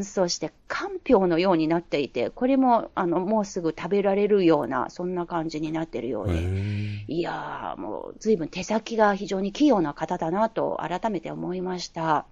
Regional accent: China; Japanese is a second language; now in Beijing, China; 私たち中国人として

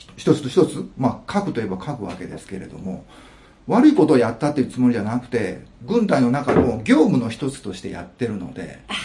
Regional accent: Osaka, Japan; moved away as an adult; now in China; 生まれは大阪になりますね。

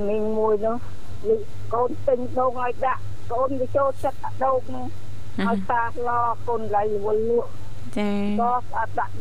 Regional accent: Prey Veng, Cambodia; born or raised there; now in Siem Reap, Cambodia

